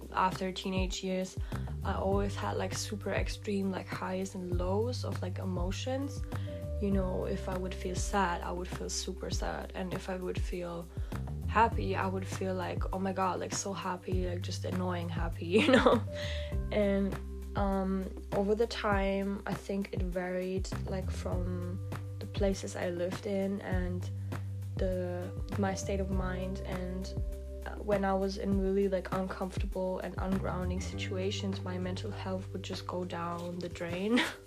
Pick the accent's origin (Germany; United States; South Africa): Germany; moved away; also born or lived in Asia / Australia; I'm from Germany, but I don't come from here